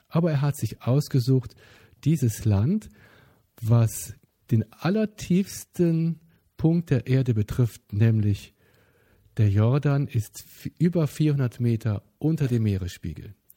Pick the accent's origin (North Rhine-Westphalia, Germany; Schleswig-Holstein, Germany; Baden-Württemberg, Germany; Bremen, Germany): North Rhine-Westphalia, Germany; Bonn; Ich bin in Bonn geboren